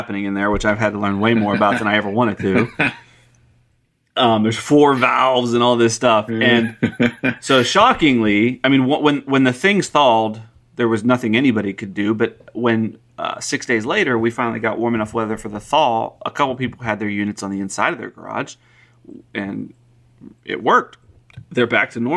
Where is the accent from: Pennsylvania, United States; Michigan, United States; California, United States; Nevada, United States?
Pennsylvania, United States; now in Texas, United States; I come from Pennsylvania where it's just common to drive down the road and see mountains of salt